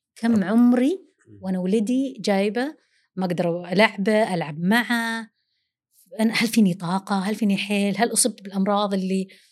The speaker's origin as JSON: {"language": "Arabic", "country": "Saudi Arabia", "first_language": "Arabic", "said": "نحن عرب وسعوديين لغتنا الأولى العربي"}